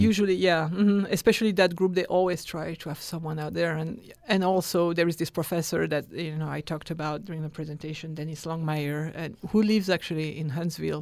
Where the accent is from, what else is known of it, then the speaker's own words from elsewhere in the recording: France; moved away as an adult; also born or lived in Texas; I was raised in France